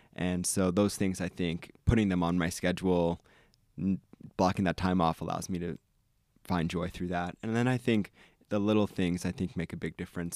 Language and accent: English; East Coast, United States; moved away as an adult; now in Ann Arbor, United States; I grew up on the East Coast